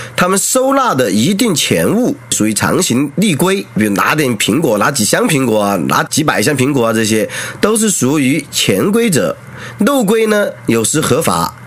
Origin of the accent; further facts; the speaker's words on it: Qianwei, Sichuan, China; 四川前围，哎，我的故乡